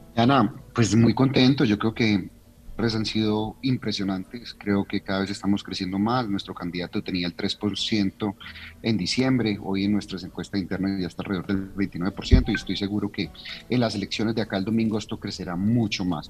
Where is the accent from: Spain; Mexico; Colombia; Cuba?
Colombia; Paisa, Antioquia; yo soy paisa